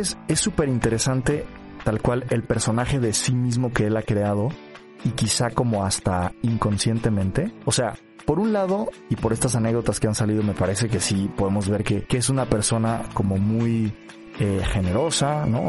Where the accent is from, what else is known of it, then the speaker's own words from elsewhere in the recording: Mexico; como mexicanos